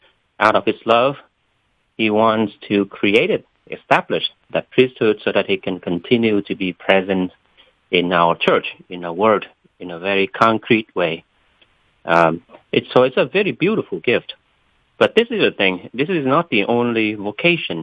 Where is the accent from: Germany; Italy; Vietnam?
Vietnam; moved away as an adult; now in Atlanta, United States; My vocation story started when I was still a high school student in Vietnam. I was born in Vietnam. And I didn't come to the United States until I was 19